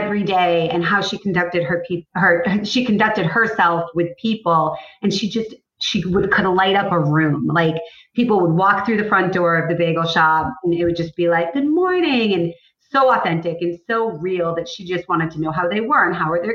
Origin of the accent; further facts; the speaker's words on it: Cape Cod, Massachusetts, United States; I grew up on Cape Cod